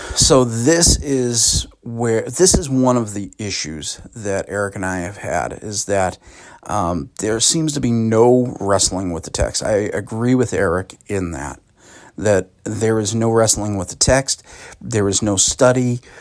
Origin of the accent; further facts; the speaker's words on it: Boston, Massachusetts, United States; also born or lived in West Roxbury; now in Sutton, United States; I grew up, you know, in, in, in the Boston metro region. I was born in Boston